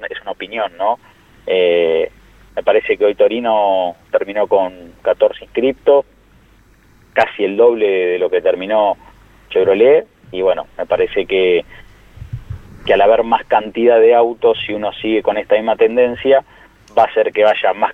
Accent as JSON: {"language": "Spanish", "town": "La Plata", "region": "Buenos Aires Province", "country": "Argentina", "said": "yo soy de La Plata, hice secundario técnico en la Escuela Industrial de La Plata"}